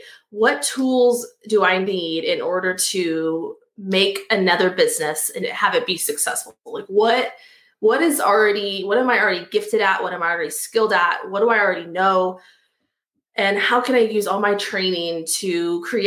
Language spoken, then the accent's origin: English; Austin, Texas, United States; moved away; I grew up in Austin, Texas, and I went back there